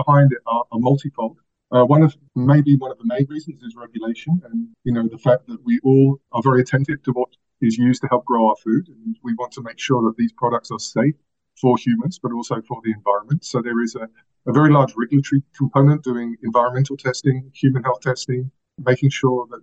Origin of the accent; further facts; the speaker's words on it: London, United Kingdom; moved away as an adult; also born or lived in France; now in Chapel Hill, United States; I'm actually from London. You can probably tell from the accent.